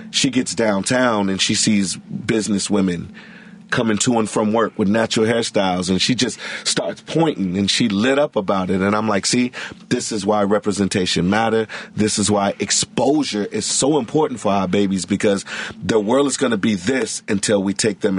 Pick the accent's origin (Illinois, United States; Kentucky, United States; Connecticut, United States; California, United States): Illinois, United States; Chicago; Like when I tell people I'm from the West Side, they start naming West Side schools.